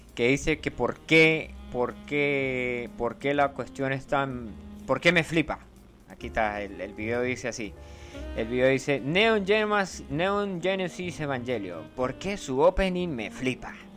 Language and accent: Spanish; Venezuela; yo soy del Yaure y somos una especie diferente de personas